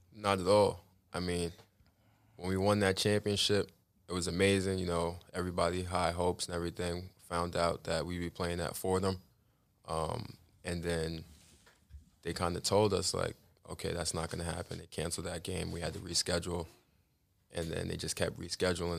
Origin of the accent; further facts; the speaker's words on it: New York City, New York, United States; I grew up in Larlton, Queens.